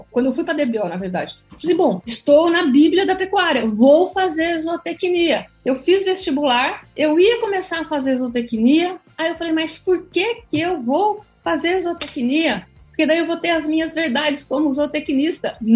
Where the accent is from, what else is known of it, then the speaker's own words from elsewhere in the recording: Brazil; Eu sou brasileira e não desisto nunca.